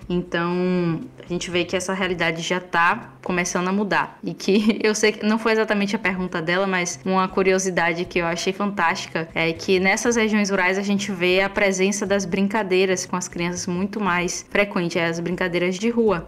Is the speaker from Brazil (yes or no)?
yes; Feira de Santana, Bahia, Brazil; sou baiana da cidade de Feira de Santana